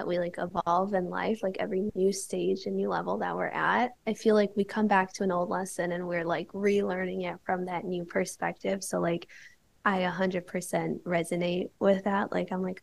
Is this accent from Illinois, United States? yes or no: yes; Chicago, Illinois, United States; also born or lived in Bali; I grew up in Chicago